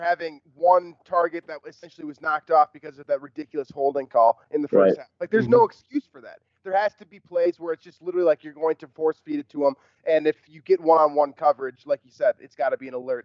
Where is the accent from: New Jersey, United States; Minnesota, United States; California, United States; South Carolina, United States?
Minnesota, United States; I'm a Minnesotan born and bred